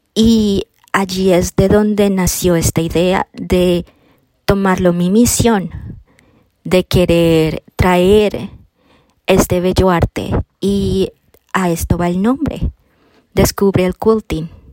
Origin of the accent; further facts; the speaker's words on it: Colombia; moved away as an adult; also born or lived in Florida, United States; now in Wisconsin, United States; soy colombiana. Ah, yo llegué a los Estados Unidos a los 18 años de edad